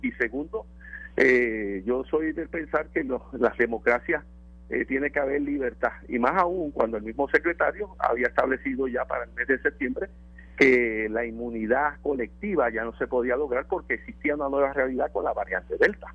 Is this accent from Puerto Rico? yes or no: yes; Puerto Rico; nos distinguen como pueblo puertorriqueño